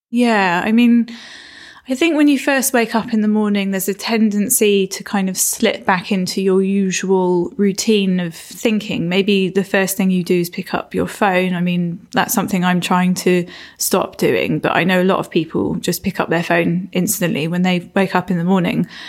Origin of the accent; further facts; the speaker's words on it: Isle of Wight, South East England, United Kingdom; also born or lived in Florida / London; now in Cornwall, United Kingdom; I was born on the Isle of Wight and grew up there